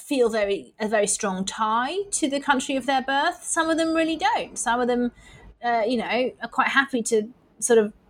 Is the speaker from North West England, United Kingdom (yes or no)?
yes; Manchester, North West England, United Kingdom; born and raised in Manchester like me